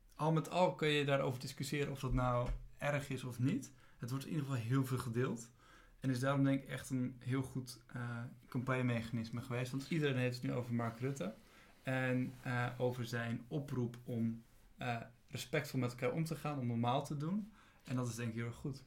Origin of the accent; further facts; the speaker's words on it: Alphen aan de Rijn, South Holland, Netherlands; ik ook geboren ben in Alphen aan de Rijn